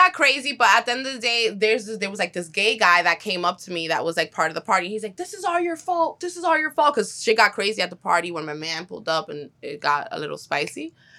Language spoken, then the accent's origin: English; New York City, New York, United States; So I was raised in Corona, Queens. Shout out to Corona.